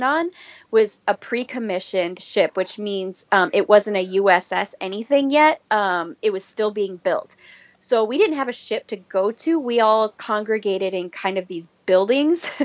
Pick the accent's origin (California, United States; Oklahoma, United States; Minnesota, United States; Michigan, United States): Minnesota, United States; moved away as an adult; I was actually born and raised in Minnesota.